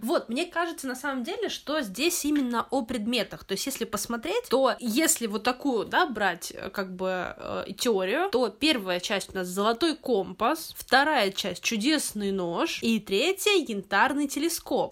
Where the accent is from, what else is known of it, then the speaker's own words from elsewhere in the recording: Central Black Earth Region, Russia; я из Черноземья, Даня тоже, и у нас э, в нулевых, по крайней мере, не знаю, как в 90-х, но в нулевых точно э, был такой магазин «Книга Мир». И вот именно там мне большая часть книг, которые у меня были в детстве, и покупалась